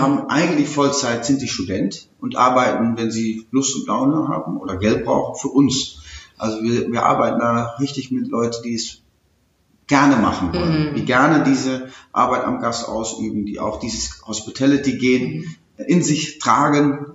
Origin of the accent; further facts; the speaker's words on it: Netherlands; German is a second language; moved away as an adult; also born or lived in Aachen, Germany; now in Germany; als Niederländer